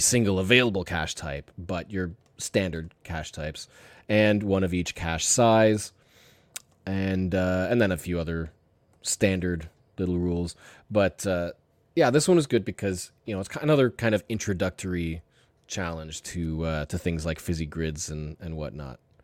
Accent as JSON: {"language": "English", "country": "Canada", "said": "I'm Canadian"}